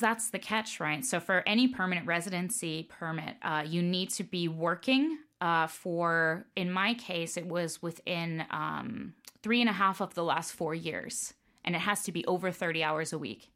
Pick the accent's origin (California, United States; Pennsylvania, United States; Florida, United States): Florida, United States; Tampa; moved away as an adult; now in Denmark; family's from New York, but I grew up uh, in Florida, in Tampa